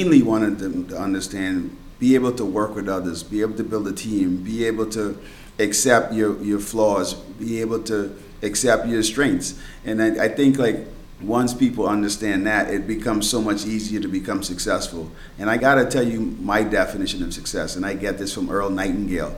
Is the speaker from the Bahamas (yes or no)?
yes; Bahamas; moved away; I was born and raised in the Bahamas, and now I'm stuck in the snow